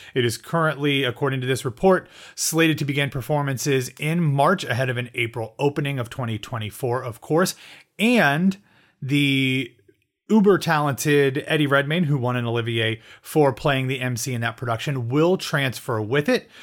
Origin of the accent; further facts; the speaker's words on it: Columbus, Ohio, United States; my hometown of Columbus, Ohio.